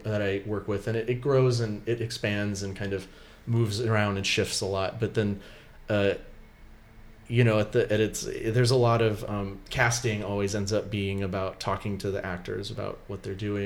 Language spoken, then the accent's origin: English; Simi Valley, California, United States; moved away as an adult; also born or lived in London; the town that we grew up in Simi Valley